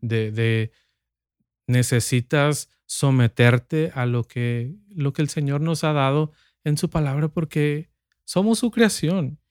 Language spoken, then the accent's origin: Spanish; Sinaloa, Mexico; yo nací en Sinaloa y vivimos en un, mis padres viven en un pueblo, ciudad, un pueblo que quiere ser ciudad